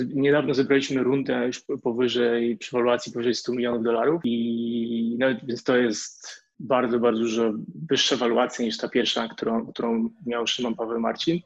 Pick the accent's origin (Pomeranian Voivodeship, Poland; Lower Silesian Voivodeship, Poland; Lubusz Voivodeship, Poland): Lower Silesian Voivodeship, Poland; Wrocław; moved away as an adult; also born or lived in Warsaw / Shanghai / Hong Kong; now in Singapore; jestem z Wrocławia, przeprowadziłem się do Warszawy